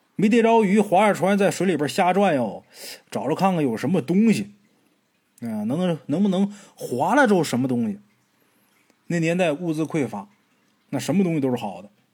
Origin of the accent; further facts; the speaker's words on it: Northeast China, China; 老家，东北这边也这么叫